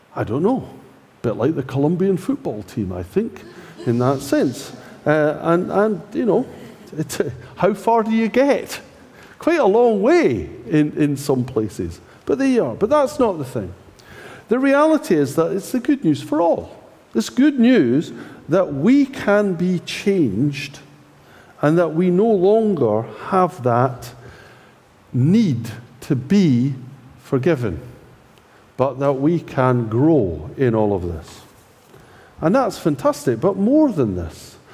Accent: Scotland, United Kingdom; I'm Scottish

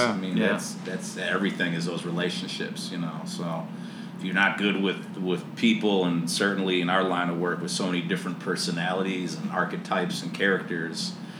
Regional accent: Midwest, United States; growing up in the Midwest

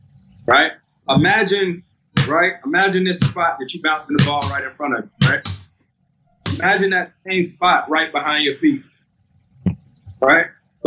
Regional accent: Winston-Salem, North Carolina, United States; That's in Winston-Salem, my hometown.

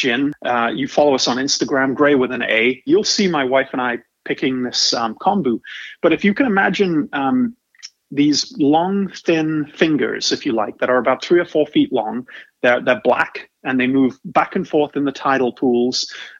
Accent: England, United Kingdom; And you ask me where I'm from, I'm originally from England. Where you're from matters, and you kind of carry that with you the rest of your life. It doesn't matter where you've lived, and I've lived on four continents

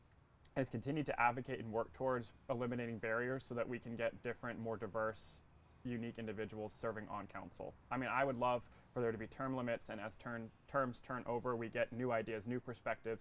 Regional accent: Mooresville, North Carolina, United States; also born or lived in up north (US Northeast) / Durham; now in Raleigh, United States; I was born up north. My parents both worked in Manhattan, mm-hmm. In the financial industry, and then we moved to Charlotte when I was in middle school, outside mm-hmm. Charlotte. I say Charlotte because that's where people know. We moved to Mooresville

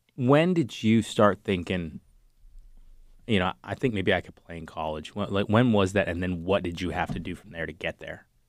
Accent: Cambridge, Massachusetts, United States; I grew up in Cambridge

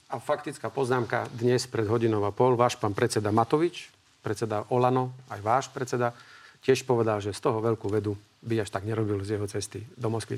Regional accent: Slovakia; ja som Slovák

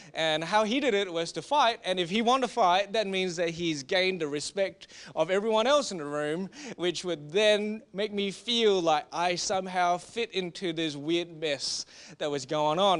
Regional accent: Singapore; we are from Singapore

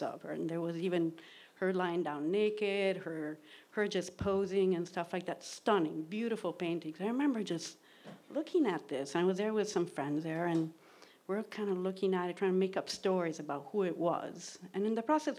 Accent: Rome, Lazio, Italy; moved away; I grew up in Rome, Italy, in the suburbs of Rome

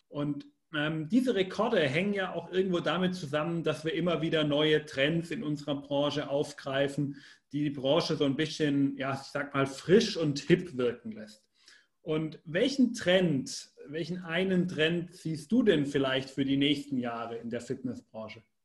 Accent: Germany; Als Deutscher

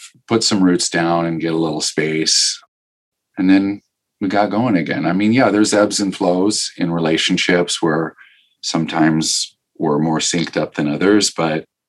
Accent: Omaha, Nebraska, United States; growing up in Omaha

